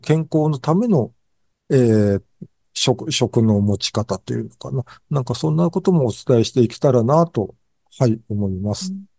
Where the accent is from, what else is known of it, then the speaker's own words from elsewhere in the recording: Japan; also born or lived in Gotsu, Shimane; 日本に生まれた